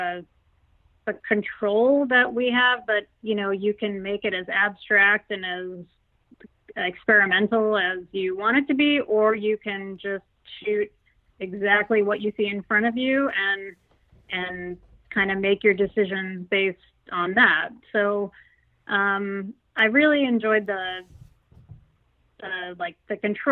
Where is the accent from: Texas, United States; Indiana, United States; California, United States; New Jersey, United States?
Texas, United States; Houston; I grew up in Houston, Texas